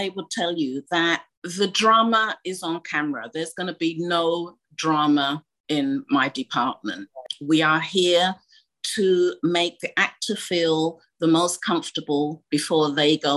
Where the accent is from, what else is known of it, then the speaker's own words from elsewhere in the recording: United Kingdom; also born or lived in Ghana; just being British, we are taught very well to hide our emotions